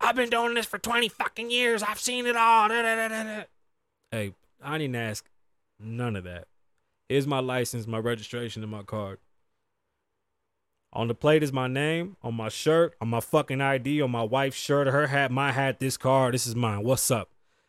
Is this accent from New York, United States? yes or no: yes; New York, United States; now in Las Vegas, United States; And I'm from New York. Shit was lit. I got shot out there.